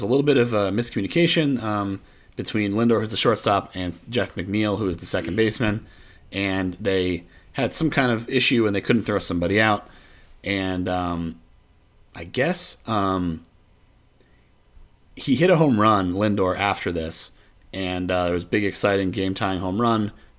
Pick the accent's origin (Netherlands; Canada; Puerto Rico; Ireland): Puerto Rico; Of course. I'm from Puerto Rico, man.